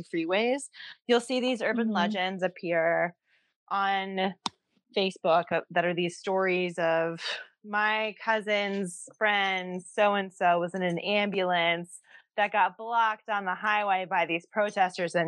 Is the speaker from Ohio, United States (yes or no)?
yes; Ohio, United States; now in Oregon, United States; growing up in Ohio